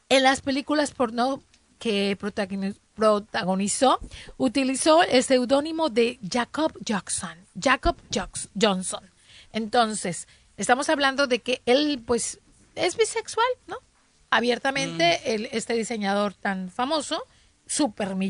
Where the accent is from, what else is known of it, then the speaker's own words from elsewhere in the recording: northern Mexico, Mexico; Somos norteñas, obviamente nos vamos a poner un suéter a 30 grados.